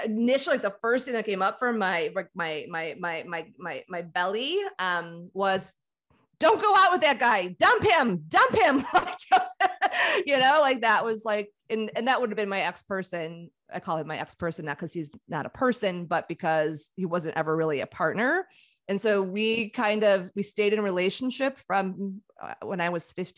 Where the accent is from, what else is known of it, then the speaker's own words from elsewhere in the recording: Chicago, Illinois, United States; I grew up in Chicago